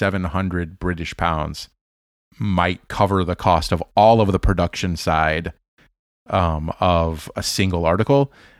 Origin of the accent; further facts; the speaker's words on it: Kansas City, United States; Growing up in Kansas City, I had this friend who was a Denver Broncos fan